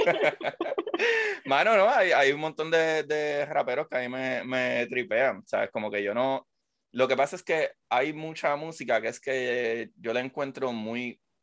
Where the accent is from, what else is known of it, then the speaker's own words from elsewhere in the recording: Puerto Rico; moved away; yo soy puertorriqueño